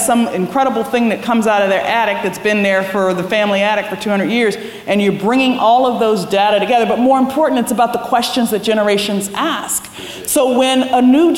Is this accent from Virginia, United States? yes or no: yes; Williamsburg, Virginia, United States; growing up in Williamsburg